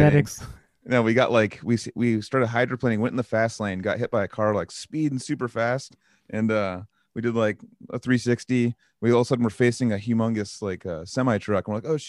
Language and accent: English; Santa Cruz, California, United States; I'm from Santa Cruz.